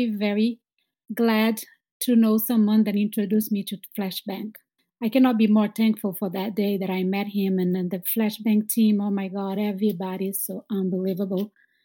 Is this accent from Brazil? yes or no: yes; Brazil; moved away as an adult; now in Boston, United States; I am from Brazil